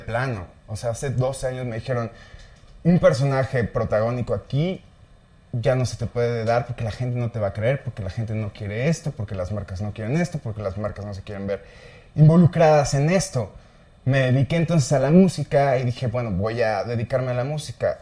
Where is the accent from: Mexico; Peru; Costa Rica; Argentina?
Mexico; northern Mexico; siendo norteño